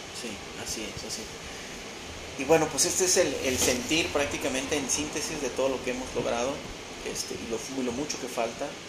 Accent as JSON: {"language": "Spanish", "country": "Mexico", "said": "transformar a mi país, a mi nación, a mi gente"}